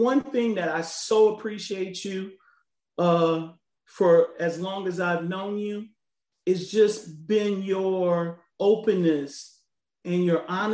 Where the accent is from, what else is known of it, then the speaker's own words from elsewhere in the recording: Chicago, Illinois, United States; I was raised there in Chicago